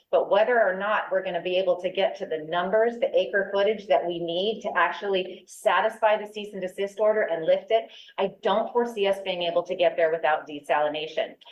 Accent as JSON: {"language": "English", "area": "District 5, Monterey County", "region": "California", "country": "United States", "tie": "born or raised there", "said": "I too was born and raised in this area. I was born in District Five"}